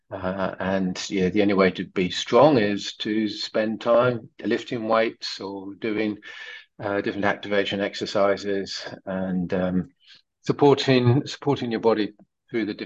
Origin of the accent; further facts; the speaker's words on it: France; English is a second language; I'm French.